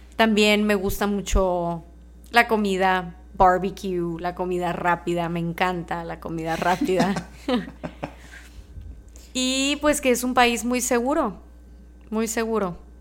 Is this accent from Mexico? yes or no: yes; Mexico; yo soy mexicana, nací y crecí en México